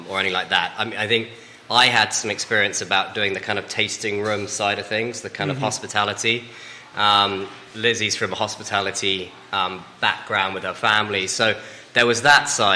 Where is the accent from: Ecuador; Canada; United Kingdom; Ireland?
United Kingdom; England; accent: English; moved away as an adult; also born or lived in London; now in Charlottesville, United States; I'm English, which you might tell from my accent. I still haven't lost it